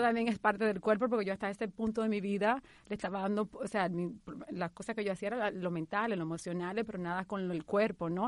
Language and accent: Spanish; Dominican Republic; moved away as an adult; also born or lived in New York; now in United States; mi historia comienza hace 16 años cuando emigré de la República Dominicana a Nueva York